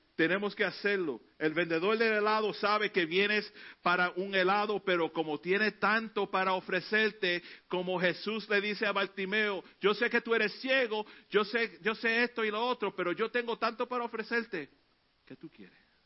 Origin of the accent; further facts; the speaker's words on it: New York City, New York, United States; Cuando niño vivíamos en Elder Avenue, en el Bronx